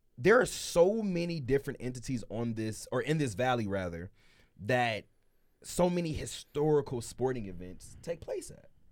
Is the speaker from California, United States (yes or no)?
yes; Los Angeles, California, United States; now in Las Vegas, United States; I'm from L